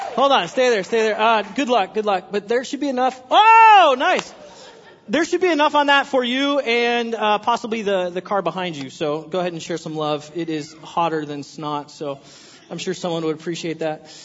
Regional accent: California, United States; now in Washington, United States; I'm from California

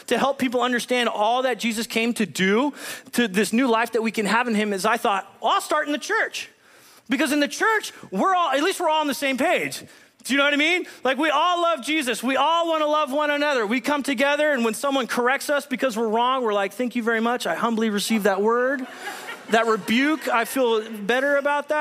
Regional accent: Southern California, United States; moved away as an adult; now in Whatcom County, Washington, United States; I'm originally born and raised in California

